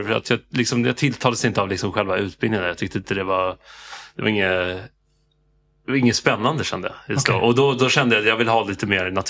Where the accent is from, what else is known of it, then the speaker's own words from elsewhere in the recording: Stockholm, Stockholm County, Sweden; raised i Farsta